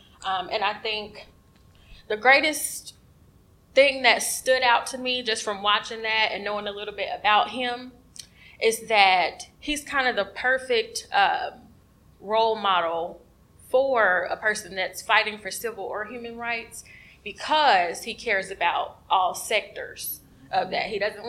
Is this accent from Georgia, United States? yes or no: yes; Georgia's 5th District, United States; First of all … I was fortunate enough to be born and raised in Georgia's 5th District, so John Lewis has been my congressman